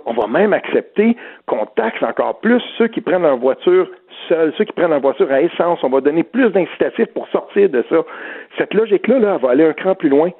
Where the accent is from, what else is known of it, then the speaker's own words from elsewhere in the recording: Outaouais, Quebec, Canada; je viens de l'Outaouais